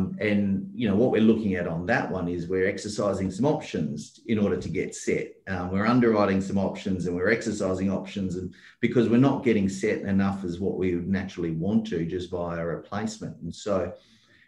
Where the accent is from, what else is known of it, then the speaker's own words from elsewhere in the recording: Perth, Western Australia, Australia; I'm from Perth and I'm in the Wild West, so to speak, and it's the resource capital of Australia